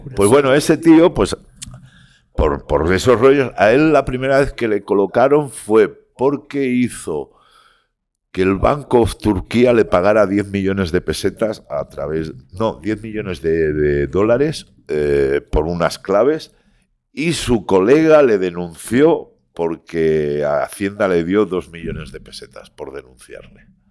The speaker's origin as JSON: {"language": "Spanish", "town": "Barcelona", "region": "Catalonia", "country": "Spain", "said": "soy barcelonés como una cosa mala, pero todos mis estudios, yo pienso en castellano, aparte de que mi padre sea de Burgos y mi madre de Madrid"}